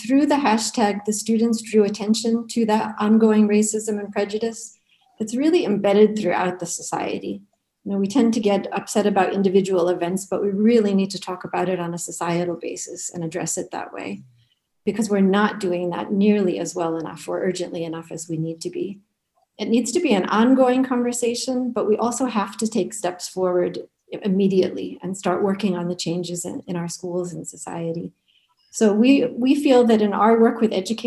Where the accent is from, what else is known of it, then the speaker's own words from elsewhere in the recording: Connecticut, United States; moved away; I'm American and was raised in a tiny little town in Connecticut of less than 3,000 people